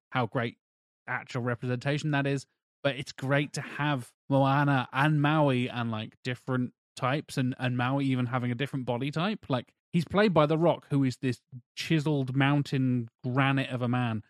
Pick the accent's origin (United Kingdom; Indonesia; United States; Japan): United Kingdom; England; in England, like growing up in our, in our education system